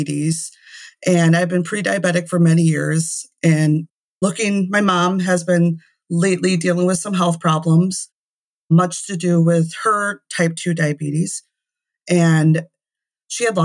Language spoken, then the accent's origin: English; Prairie du Chien, Wisconsin, United States; now in La Crosse, United States; I grew up in Prairie du Chien, which is about an hour south of us, which is a way smaller town